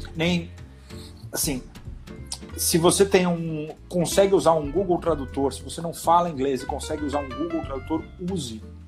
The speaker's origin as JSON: {"language": "Portuguese", "country": "Brazil", "said": "nós somos brasileiros"}